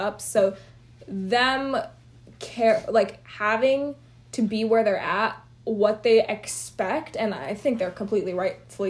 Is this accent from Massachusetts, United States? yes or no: no; Houston, Texas, United States; moved away; I was raised in Houston, Texas, which is so heavy in Indians